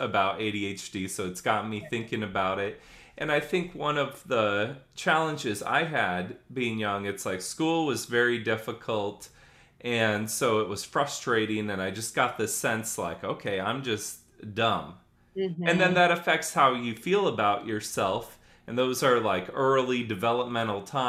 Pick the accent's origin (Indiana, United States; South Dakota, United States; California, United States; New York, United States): Indiana, United States; South Bend; I grew up in South Bend, Indiana